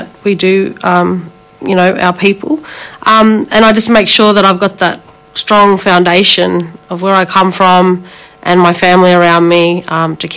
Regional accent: Shepparton, Victoria, Australia; also born or lived in Melbourne; growing up in Melbourne, but also in Shepparton, where I went to school and grew up with the mob up there on Yorta Yorta country.

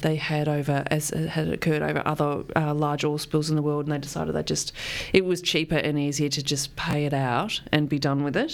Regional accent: Geelong, Victoria, Australia; I grew up in Geelong

